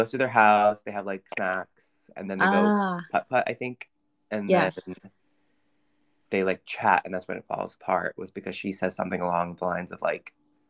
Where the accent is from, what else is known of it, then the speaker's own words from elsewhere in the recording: United States; Shivali and I are from America.